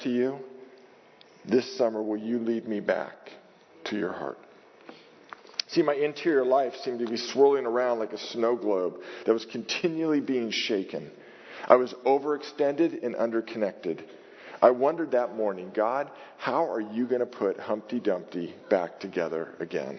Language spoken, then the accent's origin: English; Marin, California, United States; born or raised there; also born or lived in Oakland